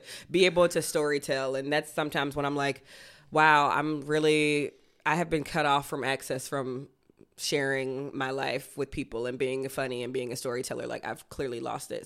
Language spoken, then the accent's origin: English; Athens, Georgia, United States; moved away; my hometown, Athens